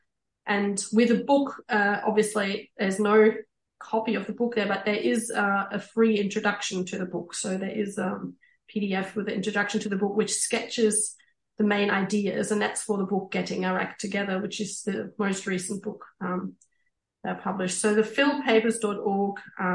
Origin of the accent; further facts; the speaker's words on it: East Germany, Germany; moved away; I grew up in East Germany